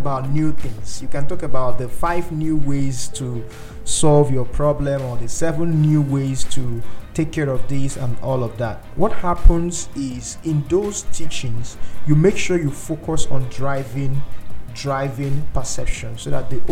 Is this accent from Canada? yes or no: no; Nigeria; I'm a Nigerian